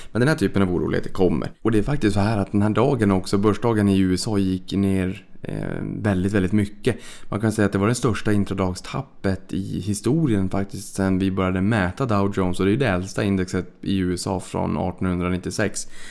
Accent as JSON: {"language": "Swedish", "country": "Sweden", "said": "vi svenskar"}